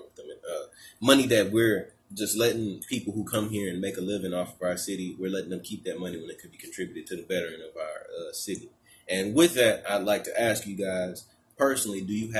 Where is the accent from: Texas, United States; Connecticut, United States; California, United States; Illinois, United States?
Texas, United States; Port Arthur; my hometown